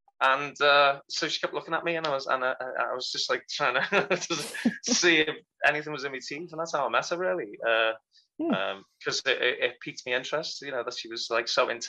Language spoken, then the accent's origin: English; England, United Kingdom; moved away as an adult; also born or lived in Las Vegas; now in Cleveland, United States; I'm English too